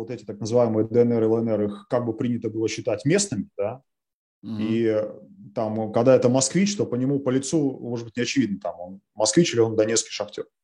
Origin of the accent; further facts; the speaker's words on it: Ukraine; Я украинец, ну, просто потому что я украинец, да, вот это такой факт моей биографии, что моя бабушка из Бердянска.